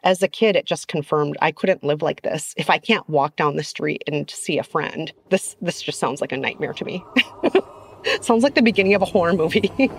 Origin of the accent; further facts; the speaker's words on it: Minneapolis, Minnesota, United States; Growing up in Minneapolis, I saw malls and I saw city buses and skyscrapers, but I didn't ever see farms.